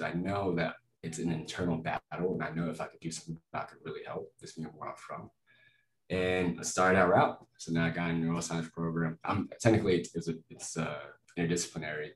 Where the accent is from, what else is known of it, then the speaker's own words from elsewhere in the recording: Lubbock, Texas, United States; moved away as an adult; also born or lived in Florida; now in Denver, United States; I'm from Lubbock, Texas. I'm from West Texas, uh, Yeehaw County. God, guns, football, cotton, oil. the most, most, stereotypical part of Texas possible. I loved it. I mean, super close, family knit. Uh, everyone kind of looks out for each other. Uh, so I grew up there all my life